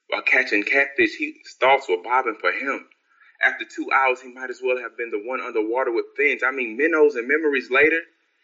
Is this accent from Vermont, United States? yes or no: no; Houston, Texas, United States; I'm from Houston.